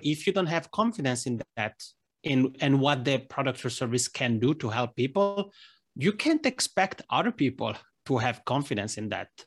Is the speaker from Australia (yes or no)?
no; Italy; accent: Italian ("Macaroni"); first language Italian; English is a second language; now in Helsinki, Finland; Italian, which is my mother tongue, as people may tell from this Macroni accent.